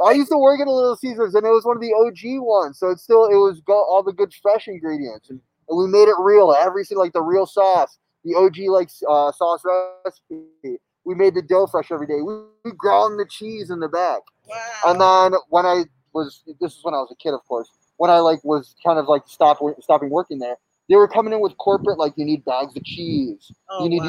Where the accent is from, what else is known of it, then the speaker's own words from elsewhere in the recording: Mexico; moved away; I grew up drinking Coca-Cola, like, and in Mexico, like I was born in Mexico, my family's all in Mexico